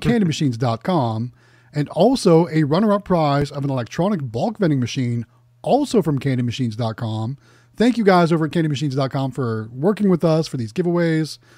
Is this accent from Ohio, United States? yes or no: yes; Youngstown, Ohio, United States; moved away; my hometown in Youngstown, Ohio